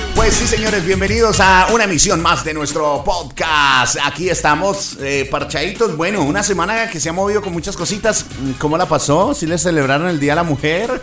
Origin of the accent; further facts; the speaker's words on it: Algeciras, Huila, Colombia; moved away as an adult; yo salí a mis 18 años de Algeciras